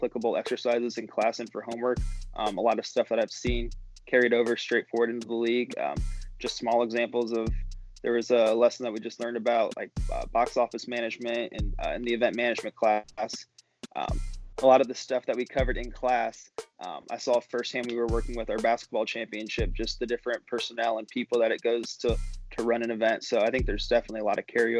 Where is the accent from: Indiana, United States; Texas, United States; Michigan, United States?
Indiana, United States; Indianapolis; I'm from Indianapolis, lived here my whole life